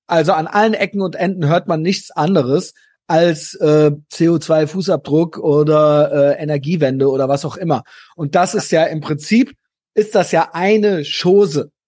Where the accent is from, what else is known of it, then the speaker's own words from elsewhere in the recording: Germany; ich bin Deutscher